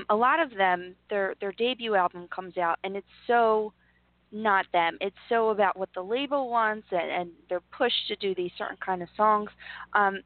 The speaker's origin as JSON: {"language": "English", "town": "Philadelphia", "region": "Pennsylvania", "country": "United States", "tie": "born or raised there", "said": "my hometown, which is Philadelphia"}